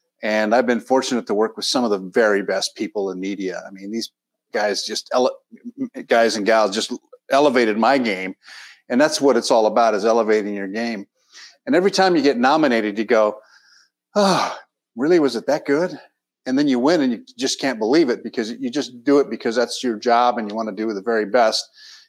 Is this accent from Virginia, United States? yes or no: no; San Diego, California, United States; now in Los Angeles, United States; I spent a bit of time in San Diego, my hometown, working as a reporter. Got a job at CBS News in New York.